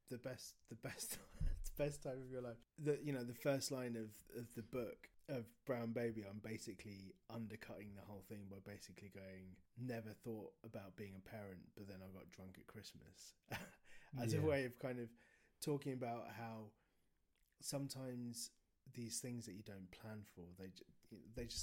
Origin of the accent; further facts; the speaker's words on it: United Kingdom; I think there's an element of being British that means the longer you are a parent, the more you have to do that thing where you think it's the worst.